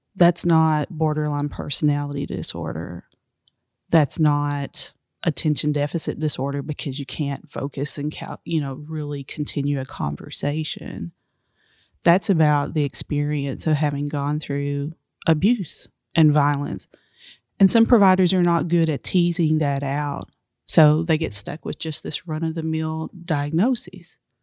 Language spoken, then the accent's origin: English; Appalachia, United States; I'm Appalachian